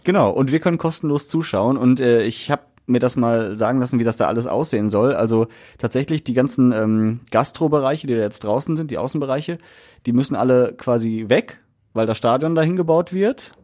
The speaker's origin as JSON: {"language": "German", "town": "Essen", "region": "North Rhine-Westphalia", "country": "Germany", "said": "hier bei uns in Essen"}